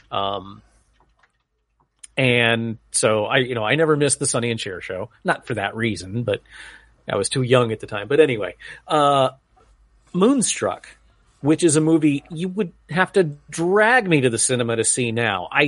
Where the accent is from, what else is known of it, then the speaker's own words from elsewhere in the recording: New England, United States; When I was growing up in New England, uh, Phil Rizzuto, the Money Store was like one of those second or third mortgage places that would just totally prey on old people.